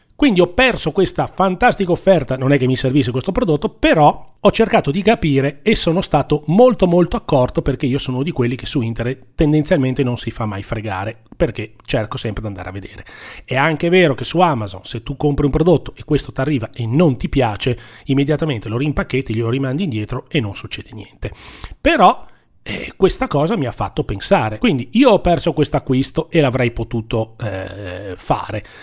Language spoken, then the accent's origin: Italian; Genoa, Liguria, Italy; siamo di Genova